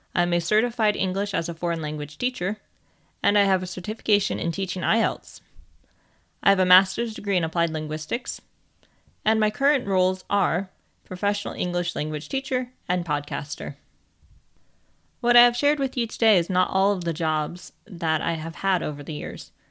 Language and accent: English; United States; moved away as an adult; now in England, United Kingdom; I was born in America and lived there for over twenty-four years